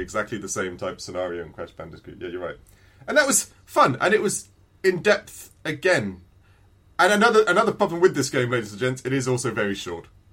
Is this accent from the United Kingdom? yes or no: yes; England, United Kingdom; I'm English